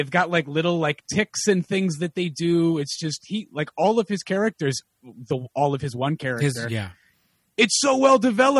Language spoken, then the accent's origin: English; Connecticut, United States; now in Los Angeles, United States; I grew up in Connecticut.